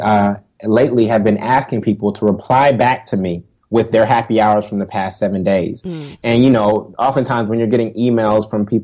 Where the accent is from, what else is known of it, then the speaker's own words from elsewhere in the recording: Oakland, California, United States; moved away as an adult; also born or lived in Los Angeles, California / Stanford, California; now in New York, United States; originally from Oakland, California